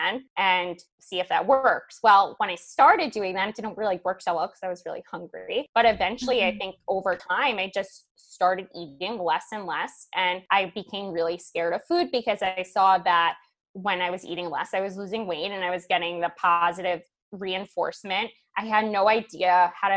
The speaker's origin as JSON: {"language": "English", "town": "Manhasset", "region": "New York", "country": "United States", "tie": "born or raised there", "also_born_or_lived": "Brooklyn / Syosset", "said": "I am from New York. So I grew up in Manhasset for the most part. My parents moved us all around Brooklyn, Manhasset, Syosset, Long Island girl though."}